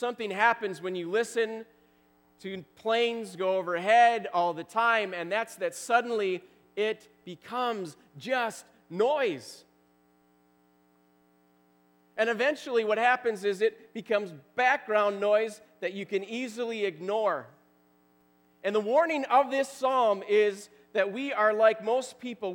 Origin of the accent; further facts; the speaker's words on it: Wisconsin, United States; I grew up in Wisconsin